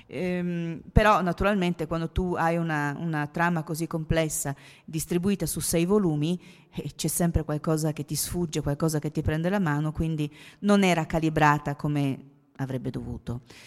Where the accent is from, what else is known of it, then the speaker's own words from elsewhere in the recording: Trieste, Friuli-Venezia Giulia, Italy; Io sono triestina